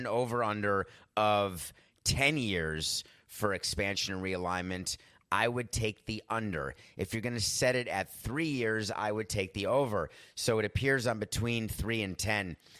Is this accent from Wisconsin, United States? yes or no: yes; Milwaukee, Wisconsin, United States; I was born in Milwaukee